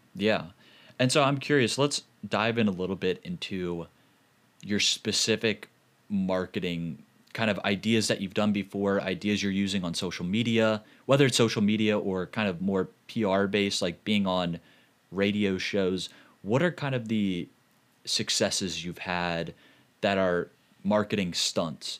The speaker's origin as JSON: {"language": "English", "town": "St. Louis", "region": "Missouri", "country": "United States", "said": "I'm from Saint Louis"}